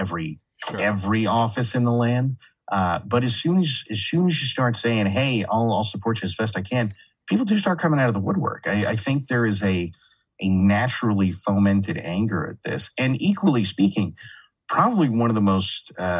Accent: California, United States; now in Texas, United States; I grew up in California and I grew up, like, I was born in the 80s.

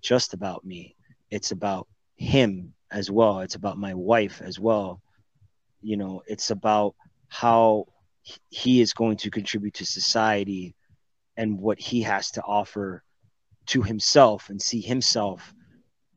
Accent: Miami, Florida, United States; moved away; also born or lived in Puerto Rico / Dominican Republic / Germany; I was raised in Miami, Florida. I was born in Puerto Rico.

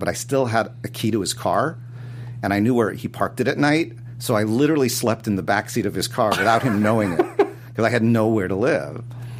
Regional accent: Los Angeles, California, United States; also born or lived in New York; growing up in Los Angeles

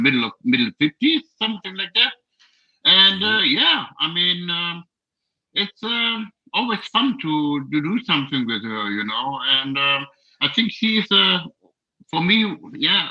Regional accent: Germany; from Germany. Hello, we are from Germany.

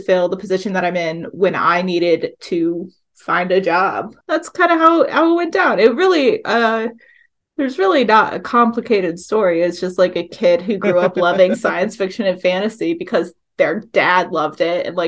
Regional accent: the South, United States; also born or lived in Appalachia, Virginia; now in Hudson Valley, United States; I grew up in the South, and there's a lot of needs for mm-hmm. unions where mm-hmm. I grew up

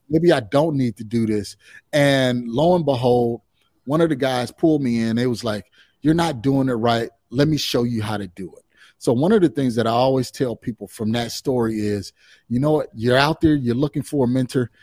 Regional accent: Chicagoland area, just south of Chicago, Illinois, United States; I'm originally from the Chicagoland area, uh, just, just south of Chicago

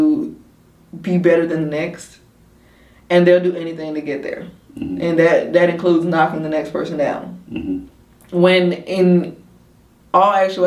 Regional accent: Macon, Georgia, United States; my hometown first. So mm-hmm. like Macon

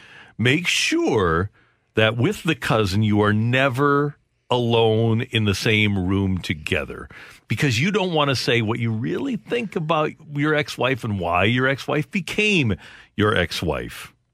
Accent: Arkansas, United States; And I said, we're from Arkansas. We're both.

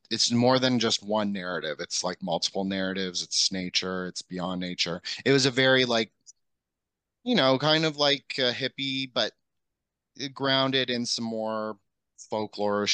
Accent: Canada; I'm from Canada

